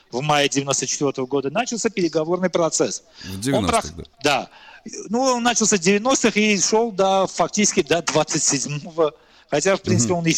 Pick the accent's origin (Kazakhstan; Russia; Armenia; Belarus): Armenia; ну вот я как армянин считаю, это часть, э, эти земли часть исторической территории Армении.